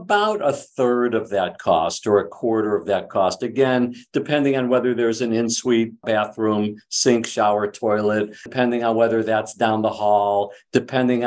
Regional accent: Cleveland, Ohio, United States; now in Bay Area, United States; The home I grew up in Cleveland

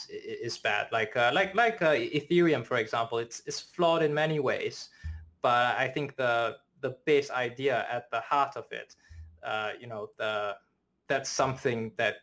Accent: China; born there; And so I was born in China, and I have a family friend.

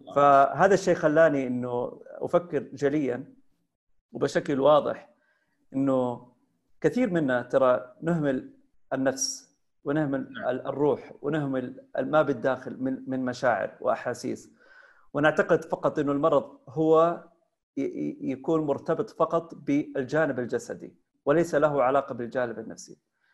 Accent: Taif, Makkah Province, Saudi Arabia; توجهت الى مسقط راسي اللي هي مدينه الطائف

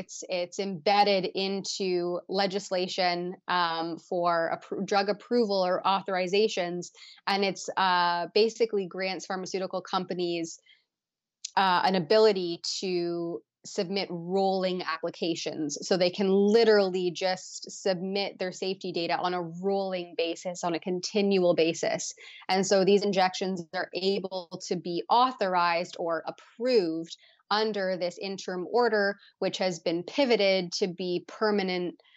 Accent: Canada; as a Canadian

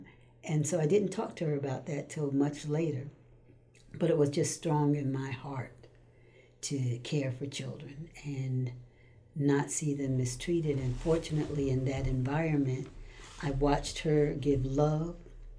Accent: Stamford, Connecticut, United States; also born or lived in New York City, United States; Stamford, Connecticut.

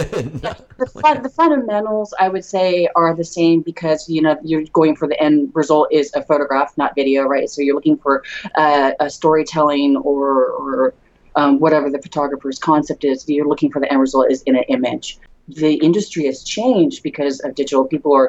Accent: Redwood City, California, United States; now in San Jose, United States; I was born and raised in Redwood City. I grew up there, and I'm in San Jose now

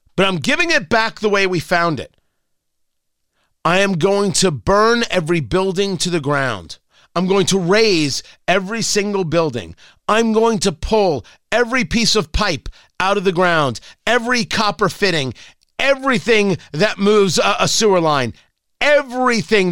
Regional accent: United States; I'm Jewish, but I'm not Israeli. I'm an American

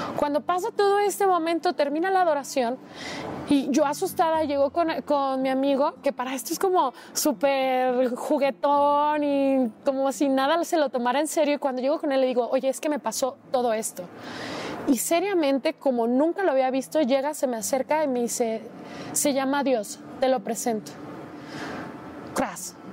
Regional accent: Guadalajara, Jalisco, Mexico; soy de Guadalajara, Jalisco

